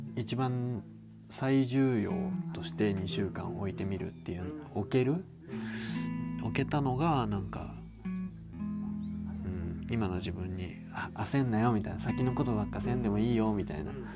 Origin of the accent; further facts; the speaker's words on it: Osaka, Japan; 割とこう大阪市内で生まれ育って